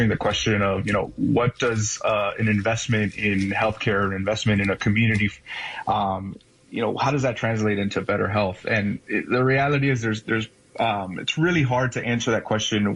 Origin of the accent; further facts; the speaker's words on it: Miami, Florida, United States; moved away as an adult; now in Midwest, United States; I grew up in Miami, Florida, and my parents were first generation immigrants from Cuba